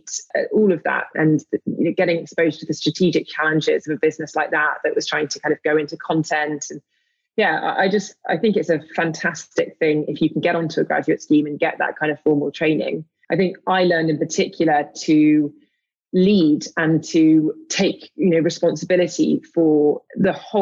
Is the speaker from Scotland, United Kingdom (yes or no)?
no; London, United Kingdom; I grew up in London.